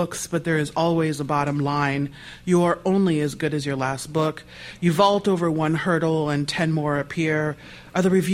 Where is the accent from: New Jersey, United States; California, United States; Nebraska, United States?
Nebraska, United States; I'm a kid from Nebraska